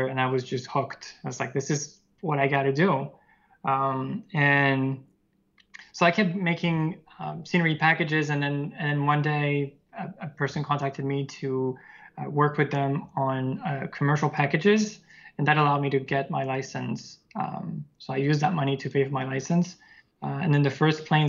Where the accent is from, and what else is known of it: near Lyon, Auvergne-Rhône-Alpes, France; born or raised there